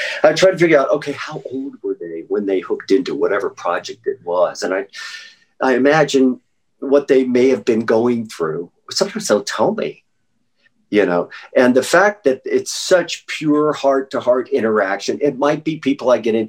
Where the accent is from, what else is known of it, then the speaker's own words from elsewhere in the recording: Norfolk, Virginia, United States; born there; also born or lived in Louisville / Wake Forest; Louisville, Kentucky, I graduated from high school. I was born in Norfolk, Virginia. My dad went to Richmond. We lived in Wake Forest.